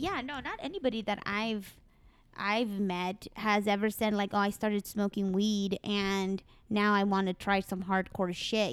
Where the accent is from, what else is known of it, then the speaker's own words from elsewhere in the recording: Mexico; accent: Mexican; I'm Mexican